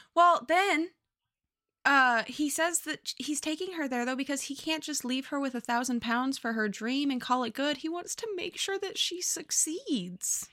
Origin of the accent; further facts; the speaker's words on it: Southern California, United States; I grew up in Southern California.